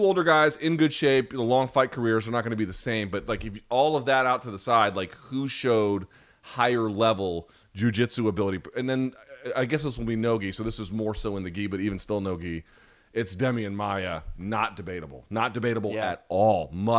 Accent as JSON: {"language": "English", "country": "India", "tie": "born there", "said": "I was born in India."}